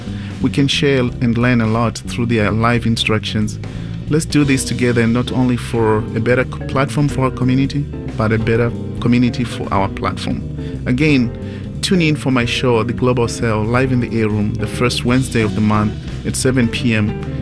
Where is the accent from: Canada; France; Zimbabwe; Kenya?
Zimbabwe; now in Portland, United States; I'm an immigrant from Zimbabwe.